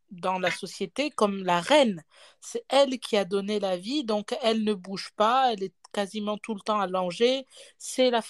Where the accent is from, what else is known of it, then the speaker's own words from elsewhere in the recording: Cameroon; Moi, je suis pas originaire hein, de, de l'Afrique, mais j'ai grandi. J'ai grandi au Cameroun.